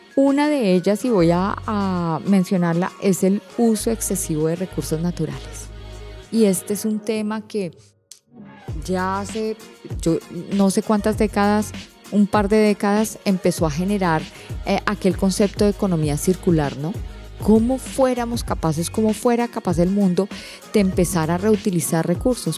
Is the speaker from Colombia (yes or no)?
yes; Colombia; now in Panama; en mi país, en Colombia